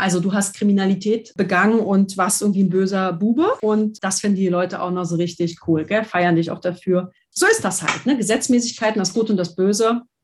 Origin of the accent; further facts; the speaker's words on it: Berlin, Germany; ich bin Berlinerin